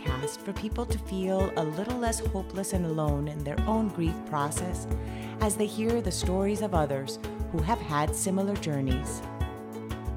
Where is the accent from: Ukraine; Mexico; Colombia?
Colombia; moved away; I grew up in Colombia, and in Colombia, the primary religion in Colombia is Catholicism